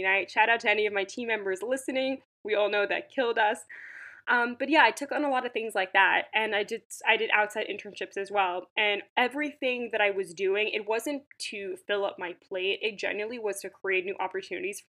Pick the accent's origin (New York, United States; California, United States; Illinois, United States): New York, United States; Long Island; I grew up in Long Island, and I was living in the city for the past 5 years